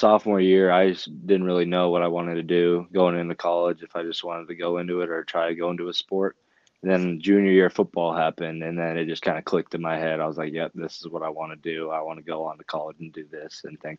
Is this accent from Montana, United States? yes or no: yes; Helena, Montana, United States; I was born in Helena, and obviously I still live in Helena. I go to Capitol High. But yeah, mostly just live out in the valley